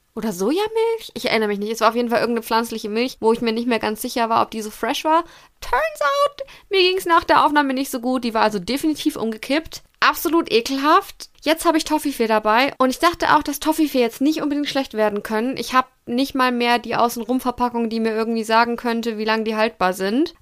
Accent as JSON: {"language": "German", "town": "Fürth", "region": "Bavaria", "country": "Germany", "tie": "born or raised there", "said": "ich am 7.7.1993 geboren wurde in Fürth, Bayern, Deutschland"}